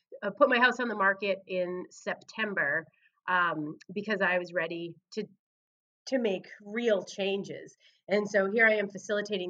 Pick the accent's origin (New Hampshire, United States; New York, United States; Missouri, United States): New Hampshire, United States; Laconia; moved away as an adult; now in Mount Pleasant, United States; Laconia, my hometown